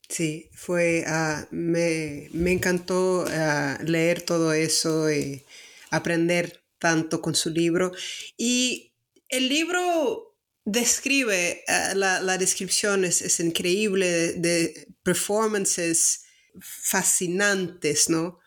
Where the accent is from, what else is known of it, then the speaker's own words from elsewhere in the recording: Salvador, Bahia, Brazil; accent: Brazilian; Spanish is a second language; moved away; also born or lived in northeast Mexico; soy de, Brasil, de Salvador, Ah, viví el noreste de México